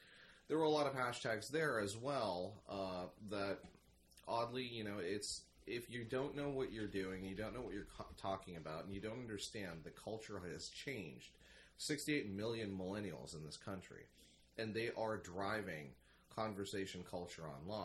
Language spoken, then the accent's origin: English; Pittsburgh, Pennsylvania, United States; now in New York, United States; born and raised in Pittsburgh and then being an expatriate to New York